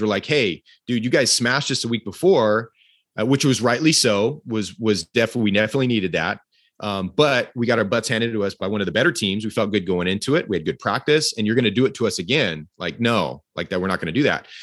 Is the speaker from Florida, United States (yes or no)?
no; Fresno, California, United States; I came from Fresno, California